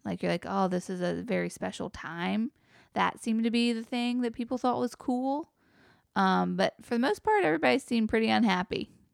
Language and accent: English; Wilmington, North Carolina, United States; now in Jersey Shore, United States; maybe all kids like their hometown